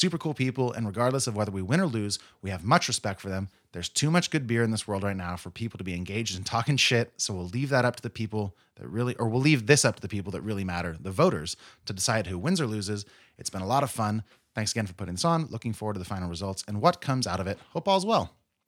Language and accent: English; California, United States; Growing up in the Fall River Valley, this is one of the things my friends and I would look forward to each summer.